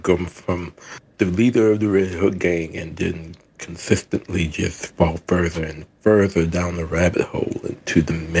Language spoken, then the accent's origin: English; New Orleans, Louisiana, United States; As someone born and raised in New Orleans, where Popeyes was born